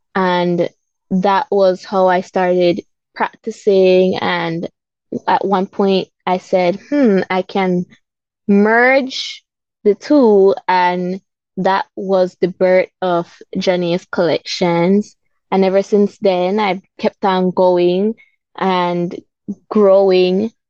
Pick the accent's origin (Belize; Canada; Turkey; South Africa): Belize; Belize City, Belize District; I grew up in Belize City